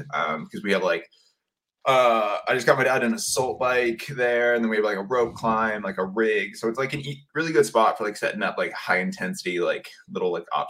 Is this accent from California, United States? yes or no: yes; Mendocino, California, United States; also born or lived in Asheville, North Carolina; she stopped in this tiny little town on the coast, Mendocino. And she's like, oh, I want to live there. So we moved to this tiny town. It's, 3 hours north of San Francisco. And I lived there until I was in fourth grade. And then we moved down to the Bay Area. So just outside San Francisco area.